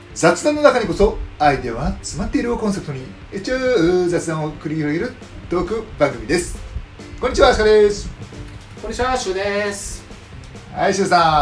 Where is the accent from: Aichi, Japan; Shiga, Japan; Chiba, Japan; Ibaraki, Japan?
Chiba, Japan; also born or lived in Fukuoka / Saga; 小学生の頃とかは千葉に住んでて